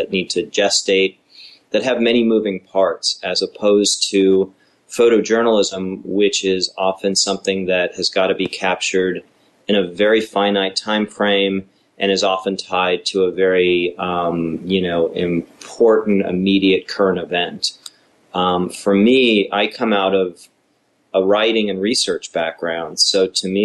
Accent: Los Angeles, California, United States; as a young kid growing up in the San Fernando Valley

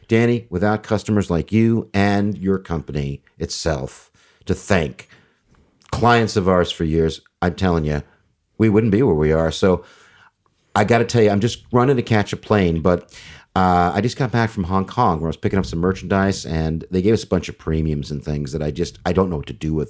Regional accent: Beverly Hills, California, United States; I grew up in Beverly Hills in the sixties

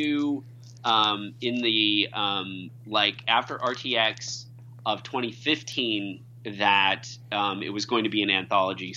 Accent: Iowa, United States; I'm from Iowa. When I went to school, I went to the University of Iowa

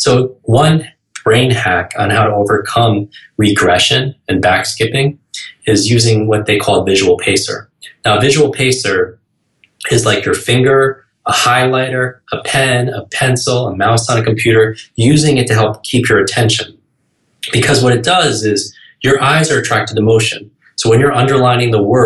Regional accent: New York, United States; I can't even talk that slow because I'm from New York

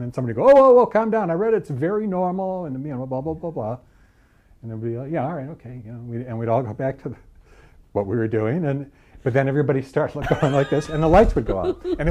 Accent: Cleveland, Ohio, United States; I grew up in Cleveland.

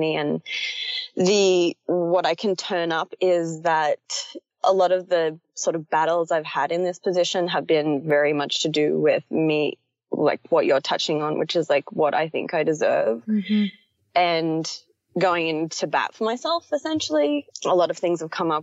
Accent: Australia; moved away as an adult; I am Australian, but I'm living in another country and have been for 2 years.

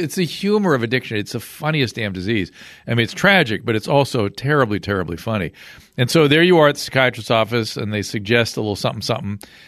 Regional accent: Australia; I'm from Australia. I lived in Australia. That's Asian enough.

